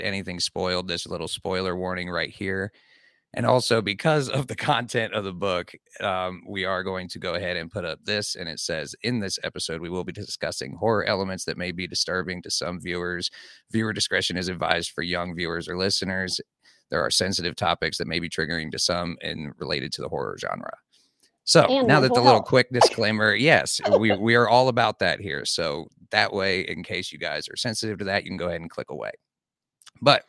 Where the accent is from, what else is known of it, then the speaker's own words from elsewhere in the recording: Columbus, Ohio, United States; I'm from Columbus, like, Ohio